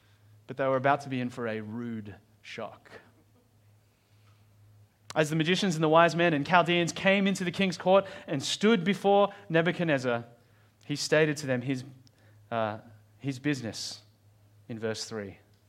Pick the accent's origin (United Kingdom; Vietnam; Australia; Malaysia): Australia; I don't really know how you'd pronounce that as an Australian.